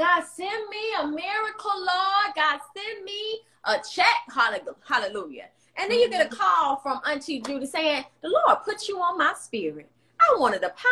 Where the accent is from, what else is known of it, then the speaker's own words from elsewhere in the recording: Atlanta, Georgia, United States; I'm from the South, from Atlanta